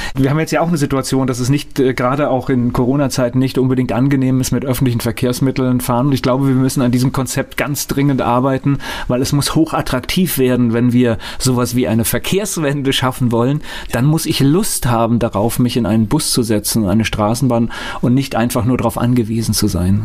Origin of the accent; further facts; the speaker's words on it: Mainz, Rhineland-Palatinate, Germany; ich bin in Finden groß geworden